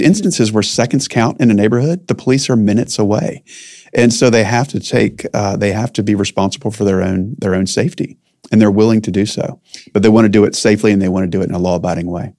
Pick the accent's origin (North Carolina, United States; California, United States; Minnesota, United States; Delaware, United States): North Carolina, United States; I was born in North Carolina